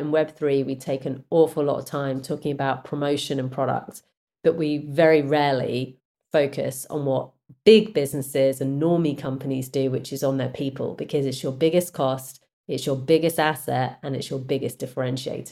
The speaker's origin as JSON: {"language": "English", "country": "United Kingdom", "said": "I'm a Brit, and we have a certain work culture"}